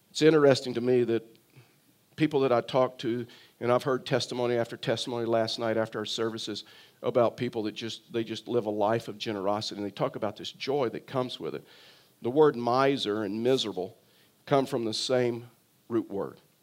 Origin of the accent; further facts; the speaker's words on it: South Texas, United States; also born or lived in Tyler, Texas; I was born in South Texas, and so we fished on, on the coast of, of South Texas